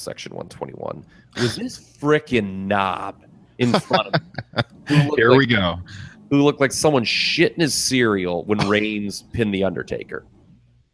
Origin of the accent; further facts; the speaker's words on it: Ohio, United States; We're from Ohio